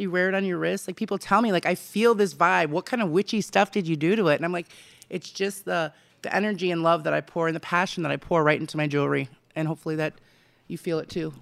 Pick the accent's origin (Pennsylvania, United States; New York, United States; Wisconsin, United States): Wisconsin, United States; Racine; born or raised there; moved away as an adult; also born or lived in McAllen, Texas; now in Arizona, United States